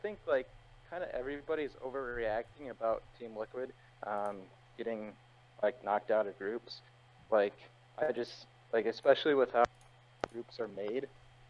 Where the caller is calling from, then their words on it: Chapel Hill, North Carolina, United States; I'm calling from Chapel Hill, North Carolina.